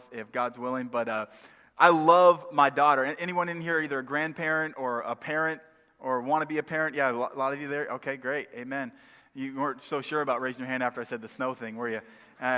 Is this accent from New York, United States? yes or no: no; Maine, United States; moved away; also born or lived in northwest Indiana; I am from the north originally. I grew up in Maine.